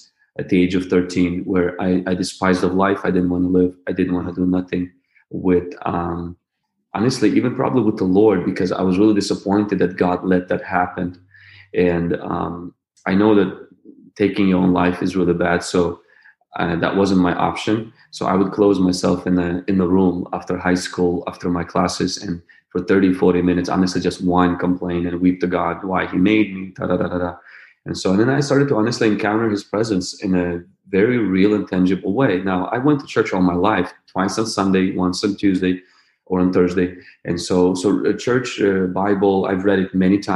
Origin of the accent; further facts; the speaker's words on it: Ukraine; I was born in the Ukraine to a family of two brothers and two sisters